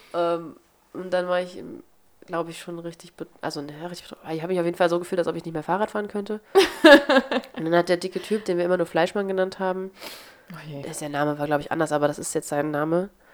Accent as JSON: {"language": "German", "town": "Wernigerode", "region": "Saxony-Anhalt", "country": "Germany", "tie": "born or raised there", "said": "In meiner Heimatstadt gibt es, weil es die Partnerstadt ist, eine Neustadt an der Weinstraße, deswegen gibt es einmal im Jahr ein Weinfest in Wernigerode"}